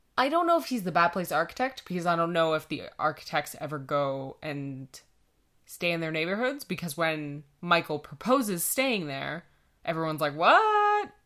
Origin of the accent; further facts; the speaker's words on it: Canada; we're Canadian